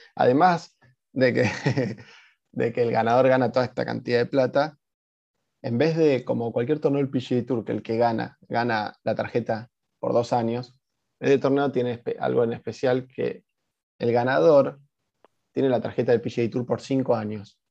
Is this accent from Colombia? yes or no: no; Argentina; y nosotros somos argentinos